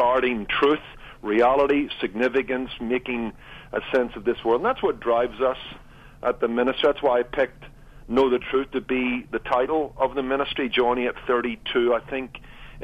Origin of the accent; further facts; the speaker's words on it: Northern Ireland, United Kingdom; I did grow up in Northern Ireland